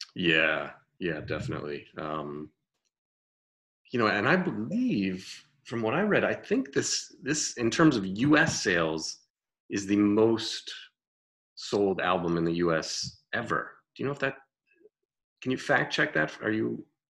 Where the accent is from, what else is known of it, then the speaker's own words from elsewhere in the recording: Connecticut, United States; growing up in Connecticut